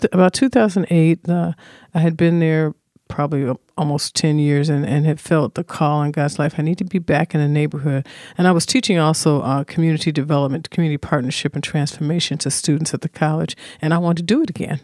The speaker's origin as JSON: {"language": "English", "town": "Chicago", "region": "Illinois", "country": "United States", "tie": "born or raised there", "also_born_or_lived": "Burlington, Iowa", "said": "I settled in Chicago on the South Side, and we began to move as, uh, things were changing ethnically in communities to a place called Inglewood"}